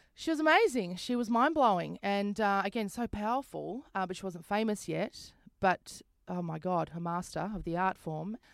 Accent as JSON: {"language": "English", "town": "Brisbane", "region": "Queensland", "country": "Australia", "also_born_or_lived": "St Kilda, Melbourne", "moved": "as an adult", "said": "I'm a comedian from Brisbane"}